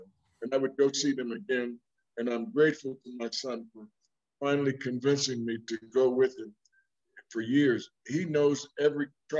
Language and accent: English; East Orange, New Jersey, United States; moved away as an adult; also born or lived in Newark, New Jersey / Colorado; growing up in New Jersey, I was in close proximity to New York City, 11 miles